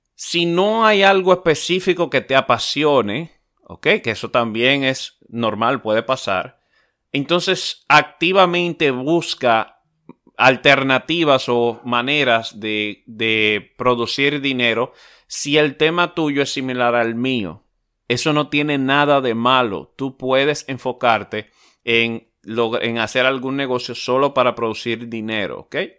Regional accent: Dominican Republic; hoy día es una empresa de renombre, o se está haciendo de renombre en mi país

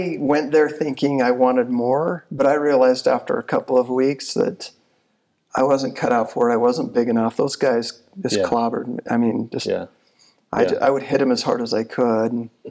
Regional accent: Coalville, Utah, United States; also born or lived in Michigan; I grew up in Colville, which is, near Park City, but it's not Park City at all.

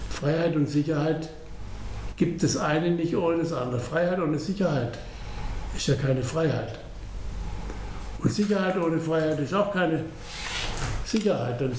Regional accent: Baden-Württemberg, Germany; wir sind Badener, Sie kennen Baden und Württemberg, Altbaden.

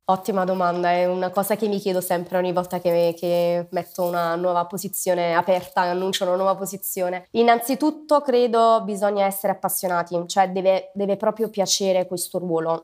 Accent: Southern Italy, Italy; moved away as an adult; also born or lived in Rome, Italy / Australia / Ireland; now in Brussels, Belgium; Io sono nata in Italia, sono nata al sud, ho lasciato la città natale abbastanza presto, mi sono spostata a Roma

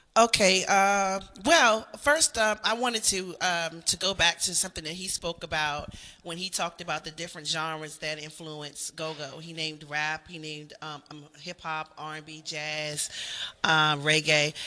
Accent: Washington, District of Columbia, United States; I grew up in Upper Northwest

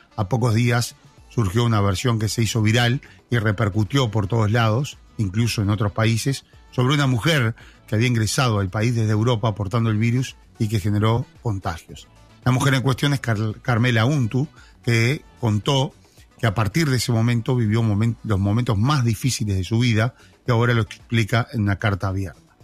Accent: La Paloma, Rocha, Uruguay; los que somos de La Paloma

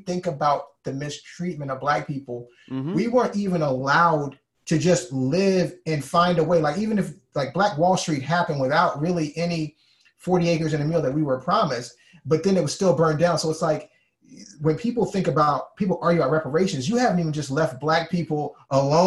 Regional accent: Alabama, United States; I'm from Alabama

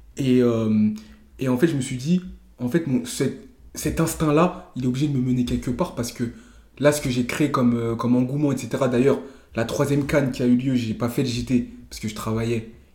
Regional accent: Senegal; Je suis sénégalais

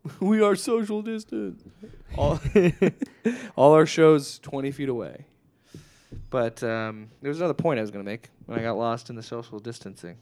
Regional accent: Nebraska, United States; moved away; my home state

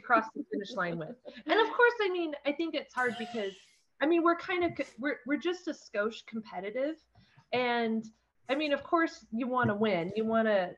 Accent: Condon, Oregon, United States; also born or lived in Grass Valley, Oregon; I grew up in Eastern Oregon, grew up in Condon, um, lived just outside of town of Grass Valley, Oregon, um, on a ranch.

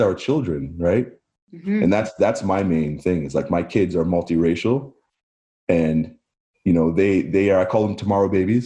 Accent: Barrie, Ontario, Canada; I grew up in Barrie

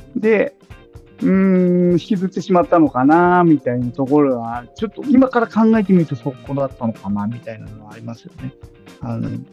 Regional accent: Numazu, Shizuoka, Japan; 僕はあの地元静岡県沼津市です

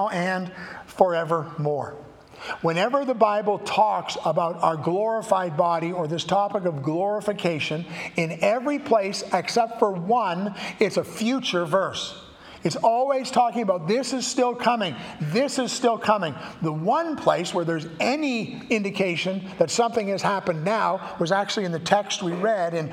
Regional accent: Canada; I have a passport that says I'm a Canadian

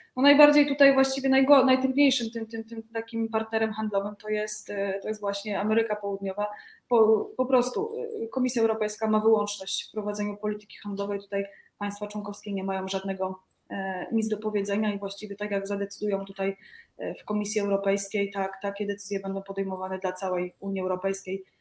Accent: Greater Poland, Poland; Ja pochodzę z Wielkopolski

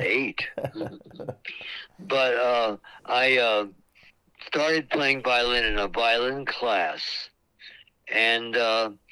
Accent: Sweetwater, Texas, United States; moved away as an adult; also born or lived in Bryan, Texas / Dallas, Texas; now in Battle Creek, United States; so we moved from Bryan, Texas, to Sweetwater, Texas, and that's when I studied in Abilene

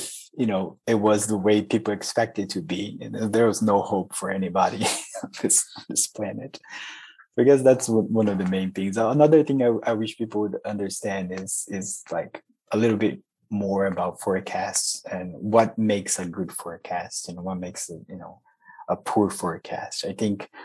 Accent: Brazil; moved away as an adult; now in Texas, United States; I'm originally from Brazil.

